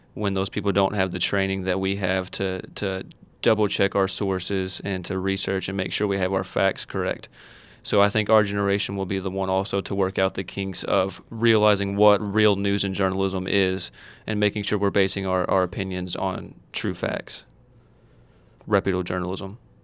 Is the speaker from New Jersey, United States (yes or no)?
no; Owensboro, Kentucky, United States; now in Hancock County, United States; I'm from Owensboro, born and raised in Owensboro